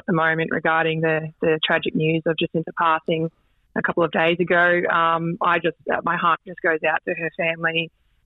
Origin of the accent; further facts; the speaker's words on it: Cape York Peninsula, Queensland, Australia; moved away; also born or lived in Thursday Island / Bamaga / Melbourne; Grew up in, obviously, the Cape region. Was born on Thursday Island.